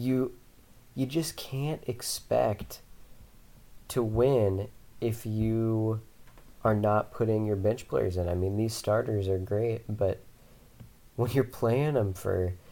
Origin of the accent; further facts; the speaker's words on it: Spokane, Washington, United States; I grew up in Spokane